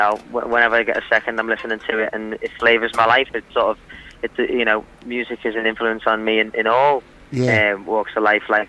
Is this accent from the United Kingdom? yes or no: yes; Liverpool, North West England, United Kingdom; now in London, United Kingdom; I'm from Liverpool.